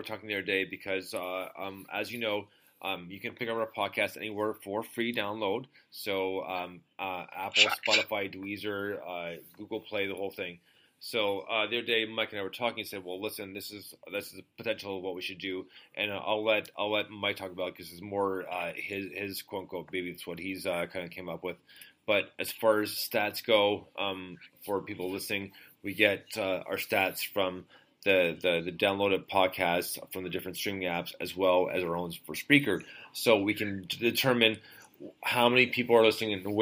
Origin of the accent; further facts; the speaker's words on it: Canada; Canada, guys, you're my home country.